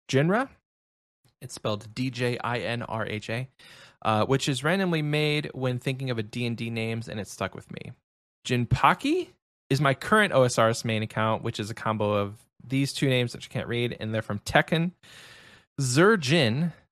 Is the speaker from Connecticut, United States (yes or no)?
no; Milwaukee, Wisconsin, United States; I used to play basketball on a team called the Ballers, and I'm from uh, and I'm from Milwaukee.